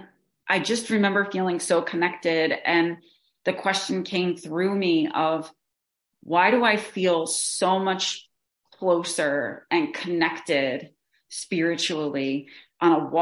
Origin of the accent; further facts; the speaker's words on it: New Jersey, United States; I'm from New Jersey